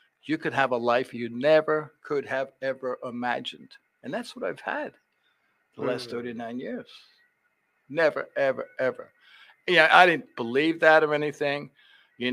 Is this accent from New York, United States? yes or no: yes; New York City, New York, United States; moved away as an adult; also born or lived in San Diego / Leesburg / West Virginia; now in Richmond, United States; I grew up in New York City, went to this great high school called Stuyvesant